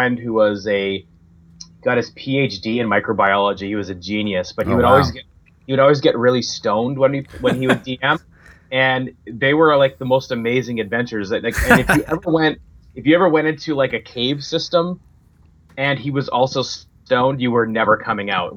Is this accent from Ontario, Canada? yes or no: no; Saskatchewan, Canada; I grew up in a very, very small town in the province of Saskatchewan in Canada